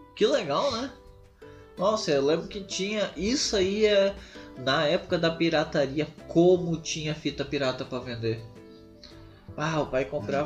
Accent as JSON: {"language": "Portuguese", "town": "Sapiranga", "region": "Rio Grande do Sul", "country": "Brazil", "tie": "born or raised there", "said": "na minha cidade natal, que é Sapiranga"}